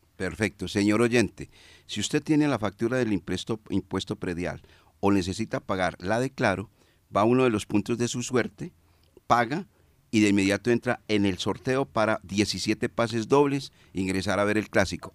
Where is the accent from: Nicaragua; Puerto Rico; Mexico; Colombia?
Colombia; como somos colombianos